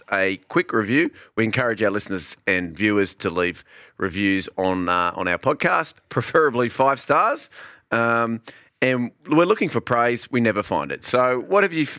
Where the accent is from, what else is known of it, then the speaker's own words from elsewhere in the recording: Australia; us Australians